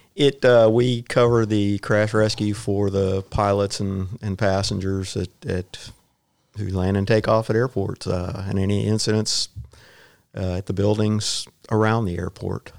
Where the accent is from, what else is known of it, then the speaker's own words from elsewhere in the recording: Houston, Texas, United States; also born or lived in Saint Ann, Missouri; I grew up in Southwest Houston in Westbury